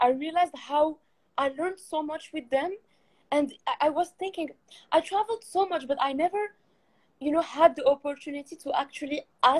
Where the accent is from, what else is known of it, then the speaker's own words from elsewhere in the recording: Morocco; moved away as an adult; now in England; when I arrived in England in 2016, because I'm from Morocco.